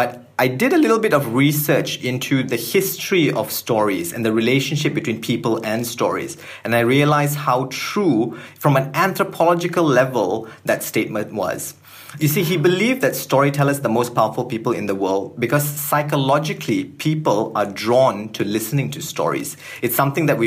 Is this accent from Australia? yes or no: no; Malaysia; So I'm born and bred in Malaysia